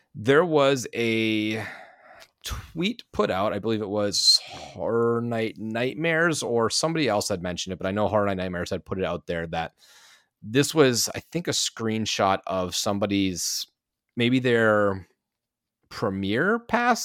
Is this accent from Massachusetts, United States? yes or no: yes; Massachusetts, United States; moved away; my home state of Massachusetts